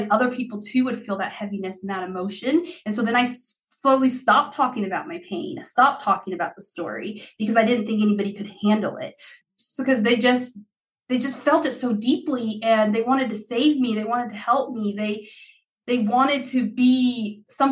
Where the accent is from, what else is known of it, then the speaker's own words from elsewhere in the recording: Idaho, United States; English is a second language; also born or lived in Haiti; I was born in Haiti and we immigrated to the United States in 93. I would have been 6 years old then. We came to a little town in Idaho.